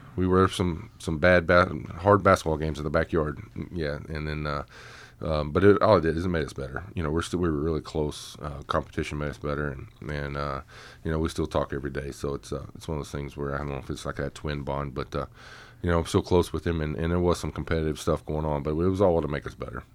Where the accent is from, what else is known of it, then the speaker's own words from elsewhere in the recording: Oklahoma, United States; moved away as an adult; now in Frederick, United States; I grew up in Oklahoma, so the only beach we had was down by the pond